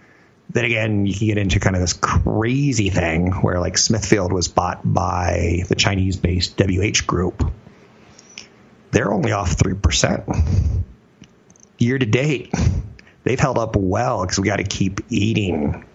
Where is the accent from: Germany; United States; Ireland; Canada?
Germany; I'm from Germany.